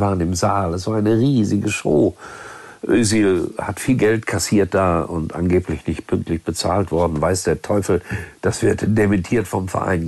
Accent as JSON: {"language": "German", "town": "Gelsenkirchen", "region": "North Rhine-Westphalia", "country": "Germany", "tie": "born or raised there", "said": "meiner Heimatstadt Gelsenkirchen"}